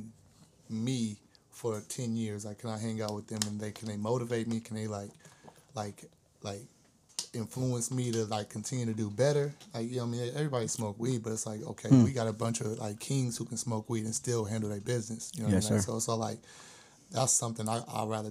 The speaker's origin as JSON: {"language": "English", "town": "Berkeley", "region": "California", "country": "United States", "said": "I'm originally from Berkeley"}